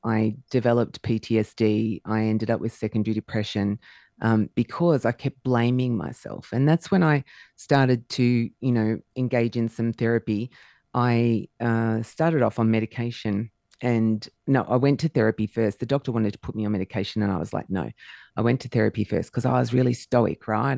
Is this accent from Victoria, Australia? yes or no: yes; Melbourne, Victoria, Australia; I was actually born in Melbourne.